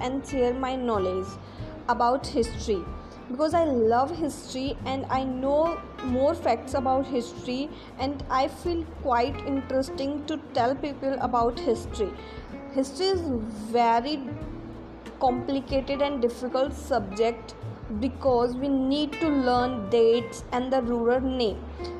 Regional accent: Jaipur, Rajasthan, India; I am from Jaipur

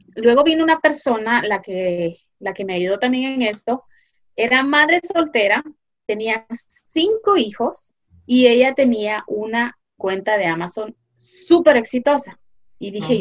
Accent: Guatemala; moved away as an adult; now in United States; yo eh, originalmente soy de Guatemala, eh, pero ahora vivo en Estados Unidos. Vine aquí hace ya más de 20 años

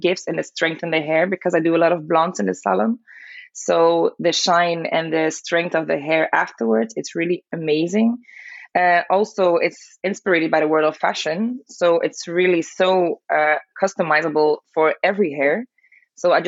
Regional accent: Belgium; born and raised in Belgium

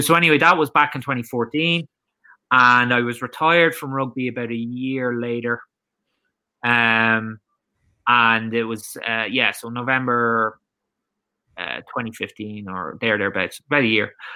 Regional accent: Drogheda, County Louth, Ireland; also born or lived in Gloucester, England; my hometown of Drogheda

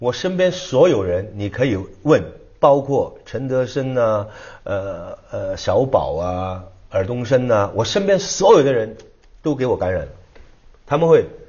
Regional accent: China; 我们后来 No No No，We not Japanese，We Chinese。

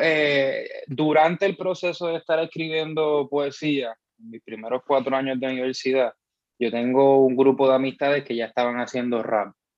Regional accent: Bayamón, Puerto Rico; soy de Bayamón

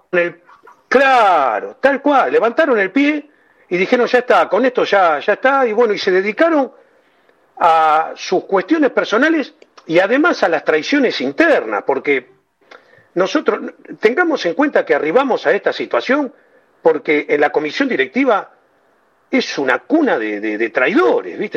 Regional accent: Buenos Aires, Argentina; born or raised there

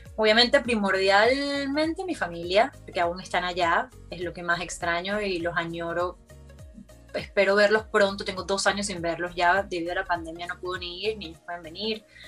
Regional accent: Margarita Island, Nueva Esparta, Venezuela; moved away; tuve la fortuna de crecer en una isla

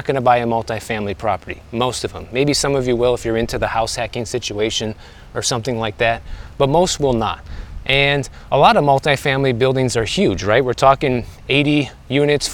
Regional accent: Midwest, United States; now in Miami, United States; I'm from the Midwest

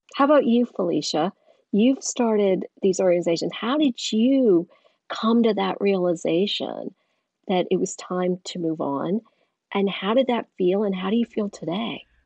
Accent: Eastern North Carolina, United States; growing up in Eastern North Carolina

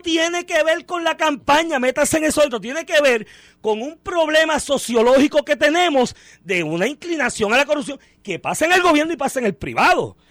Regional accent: Puerto Rico

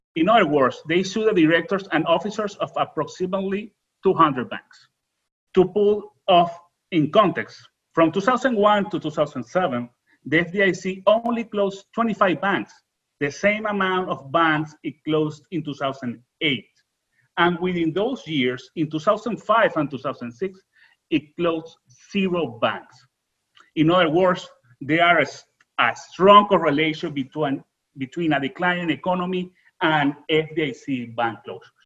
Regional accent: Venezuela; English is a second language; moved away; I'm original from Venezuela.

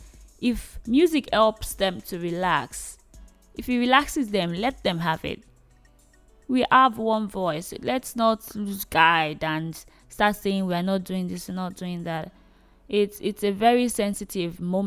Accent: Nigeria; I am a Nigerian lady

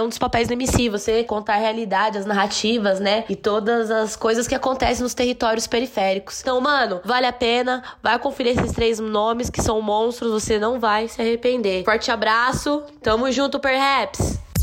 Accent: São Paulo, Brazil; da minha quebrada dos extremos da zona sul do Grajaú

